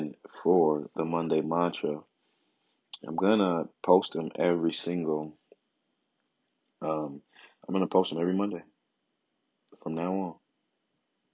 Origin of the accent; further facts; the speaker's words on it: Chicago, Illinois, United States; That is my hometown, Chicago, Illinois